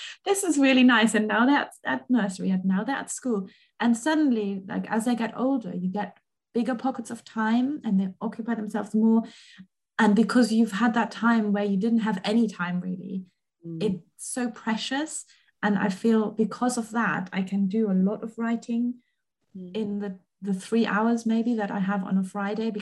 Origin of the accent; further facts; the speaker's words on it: Germany; moved away; I grew up in Germany